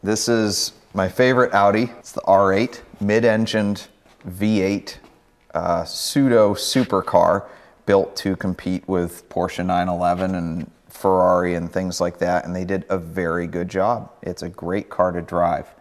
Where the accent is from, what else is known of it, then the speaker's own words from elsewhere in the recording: Maine, United States; moved away as an adult; now in Cleveland, United States; I grew up in Maine. Lived there for 18 years, moved out to Cleveland for college